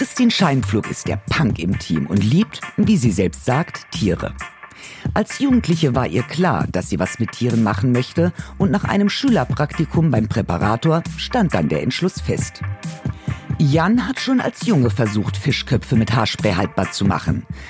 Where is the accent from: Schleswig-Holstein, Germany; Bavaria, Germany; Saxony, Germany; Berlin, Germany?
Berlin, Germany; als Berlinerin